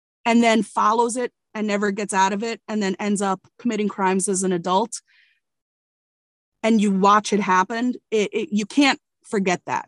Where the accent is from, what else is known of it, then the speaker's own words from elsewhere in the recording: Connecticut, United States; moved away; also born or lived in Virginia; I grew up in Connecticut as a privileged white girl